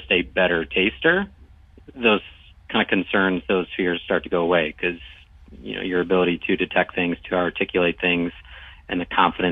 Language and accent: English; Buffalo, New York, United States; I'm from Buffalo